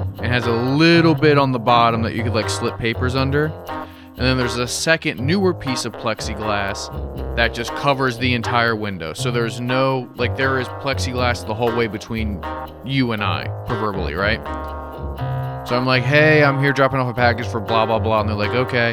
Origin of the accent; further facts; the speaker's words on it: United States; growing up in the States.